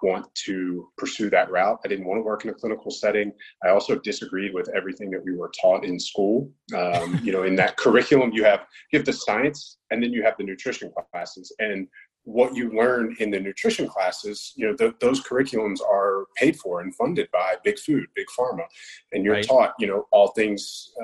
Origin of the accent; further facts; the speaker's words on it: Roanoke, Virginia, United States; moved away; I grew up in Southwest Virginia, Roanoke